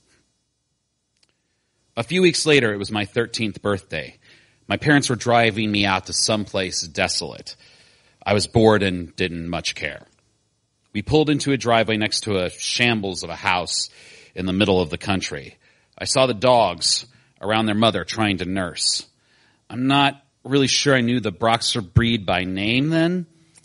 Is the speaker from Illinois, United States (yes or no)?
yes; Decatur, Illinois, United States; I grew up in Decatur, Illinois, a town for which I never had much sentiment